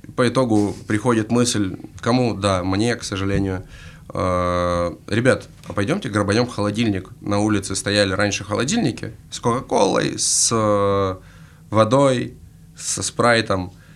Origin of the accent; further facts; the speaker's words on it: Krasnodar, Krasnodar Krai, Russia; из Пашковки